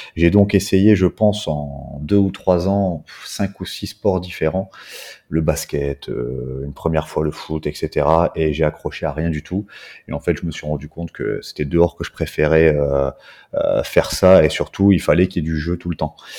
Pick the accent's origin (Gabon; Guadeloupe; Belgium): Belgium; moved away as an adult; now in Réunion, France; je suis né en Belgique, euh, j'habite depuis 13 ans maintenant sur l'île de la Réunion